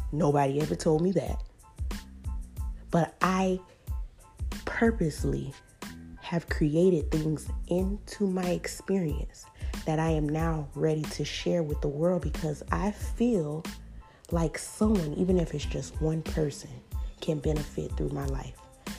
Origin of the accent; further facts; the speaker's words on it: Miami, Florida, United States; I'm from Liberty City.